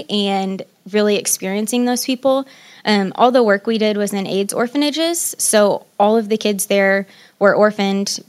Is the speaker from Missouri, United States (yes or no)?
yes; Columbia, Missouri, United States; I was born and raised in Columbia, Missouri